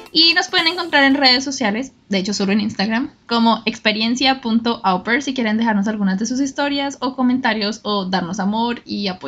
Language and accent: Spanish; Colombia; bueno, nosotros somos de Colombia